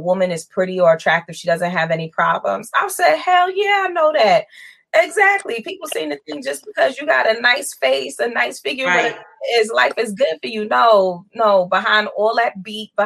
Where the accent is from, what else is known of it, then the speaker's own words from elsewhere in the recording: New York City, New York, United States; also born or lived in Queens, New York; So I grew up in Brooklyn, and Queens. Family bounced back and forth between Brooklyn and Queens.